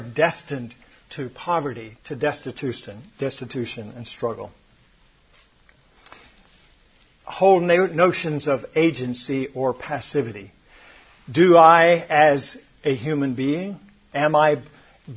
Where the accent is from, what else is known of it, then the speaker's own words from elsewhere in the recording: Atlanta, Georgia, United States; I grew up in Atlanta, Georgia